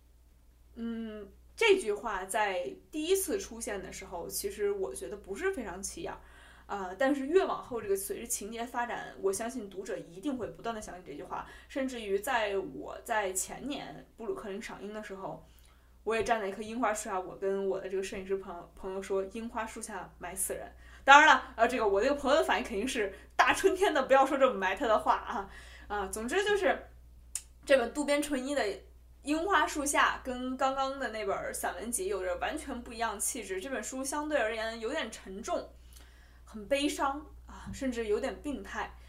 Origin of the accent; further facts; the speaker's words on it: Beijing, China; 我们就是北京人的习惯